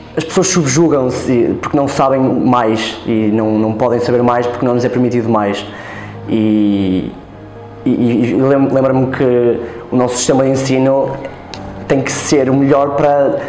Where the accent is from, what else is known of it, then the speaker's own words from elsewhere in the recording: Vizela, Braga, Portugal; tenho 22 anos e sou de Vizela